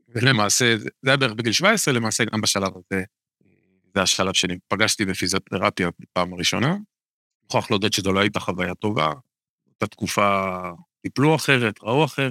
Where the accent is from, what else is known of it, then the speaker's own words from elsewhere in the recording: Kiryat Bialik, Haifa District, Israel; now in Kiryat Tiv'on, Israel; גדלתי לא רחוק מפה, גדלתי בקריות בקריית ביאליק